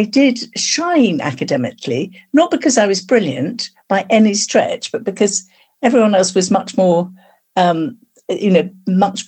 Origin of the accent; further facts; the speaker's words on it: London, United Kingdom; now in Minchinhampton, United Kingdom; I was actually born in London, but I was brought up in Wimbledon. We moved there when I was about six.